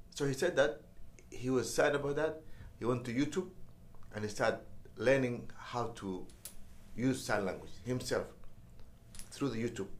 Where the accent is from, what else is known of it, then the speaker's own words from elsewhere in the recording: Mogadishu, Banaadir, Somalia; moved away as an adult; also born or lived in Washington, DC, United States; I was born in Mogadishu and uh, raised and uh, went to school uh, all the way to high school uh, in Mogadishu.